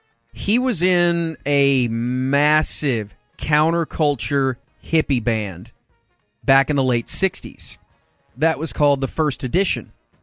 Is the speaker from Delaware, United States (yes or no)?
no; Texas, United States; growing up in Texas